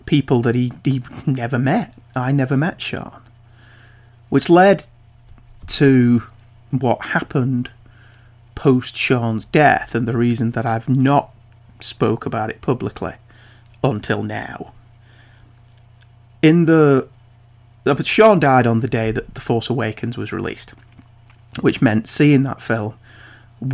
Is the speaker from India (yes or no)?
no; United Kingdom; I'm British